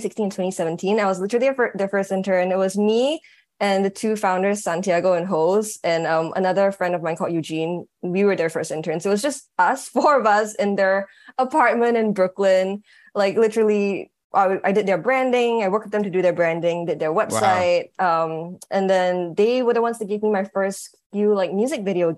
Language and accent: English; Singapore; moved away as an adult; also born or lived in New York, United States; now in Los Angeles, United States; I was born in Singapore and I grew up most of my life in Singapore. And I moved to the States when I was turning 21 in 2016.